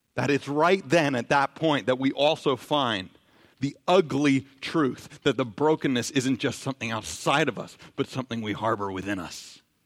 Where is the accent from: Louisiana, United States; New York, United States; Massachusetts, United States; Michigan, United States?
New York, United States; New York City; growing up in New York City